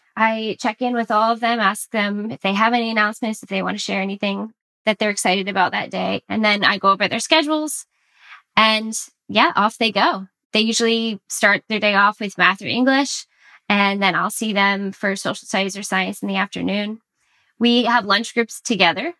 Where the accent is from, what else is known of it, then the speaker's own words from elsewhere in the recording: Orlando, Florida, United States; now in Massachusetts, United States; I'm from Orlando, Florida, but I've I've since relocated to the Northeast Massachusetts